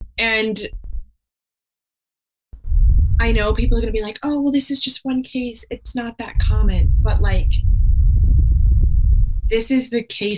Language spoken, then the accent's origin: English; near Terre Haute, Indiana, United States; which is actually not far from my hometown